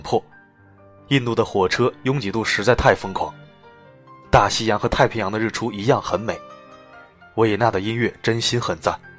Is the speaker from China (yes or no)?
yes; Shanghai, China; 我们上海人